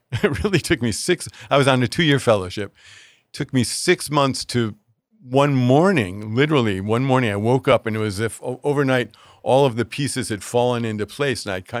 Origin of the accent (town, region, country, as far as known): Connecticut, United States; born or raised there; moved away